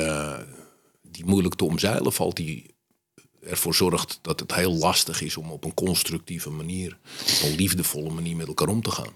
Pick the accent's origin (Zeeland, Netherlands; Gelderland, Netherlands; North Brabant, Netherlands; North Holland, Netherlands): North Holland, Netherlands; Amsterdam; ik ben opgegroeid in Amsterdam-West